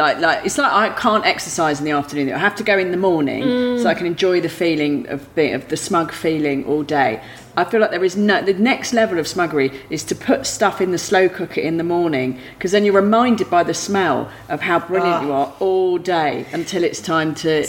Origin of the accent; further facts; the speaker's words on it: Australia; I'm an Australian listener.